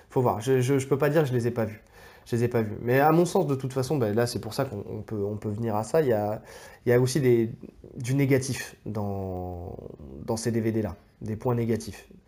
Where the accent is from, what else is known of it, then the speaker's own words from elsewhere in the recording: France; on est français